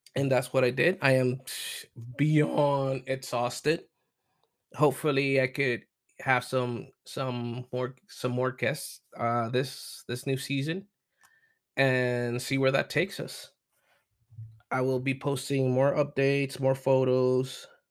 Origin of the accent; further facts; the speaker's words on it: Puerto Rico; also born or lived in mainland United States; now in United States; I am from Puerto Rico. I do live in mainland United States